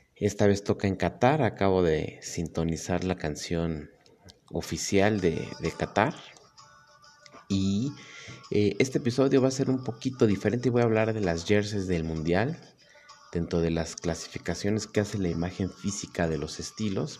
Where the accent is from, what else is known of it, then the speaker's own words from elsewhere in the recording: Mexico; soy mexicano